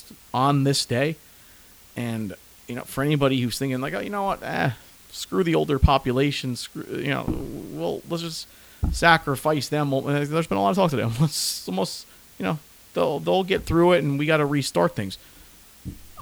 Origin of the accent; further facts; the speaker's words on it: New Jersey, United States; I'm from New Jersey